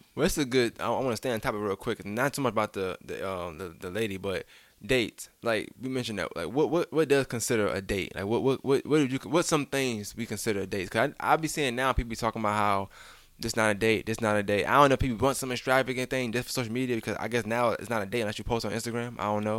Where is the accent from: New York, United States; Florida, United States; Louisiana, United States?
New York, United States; I'm, I'm from New York